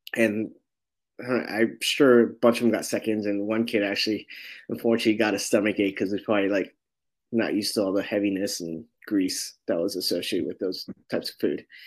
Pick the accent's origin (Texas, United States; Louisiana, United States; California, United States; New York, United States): California, United States; San Francisco; I'm born and raised in San Francisco in the Sunset District